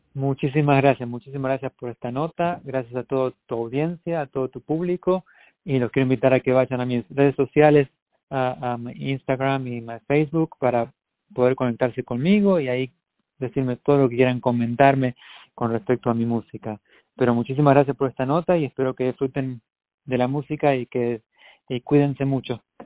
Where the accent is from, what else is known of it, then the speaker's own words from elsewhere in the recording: Argentina; moved away as an adult; now in United States; en Argentina, en mi país